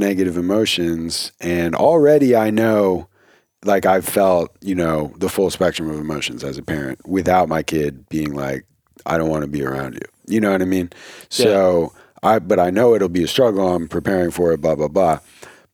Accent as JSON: {"language": "English", "region": "New Jersey", "country": "United States", "said": "I'm from New Jersey"}